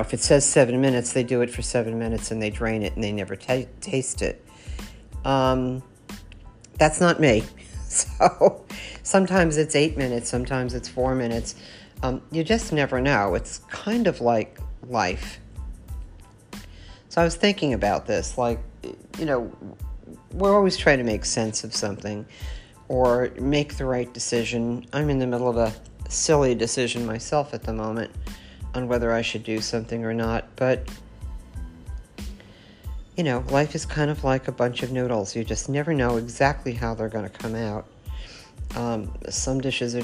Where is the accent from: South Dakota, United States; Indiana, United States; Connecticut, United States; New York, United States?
New York, United States; growing up in New York, I grew up with a lot of Italians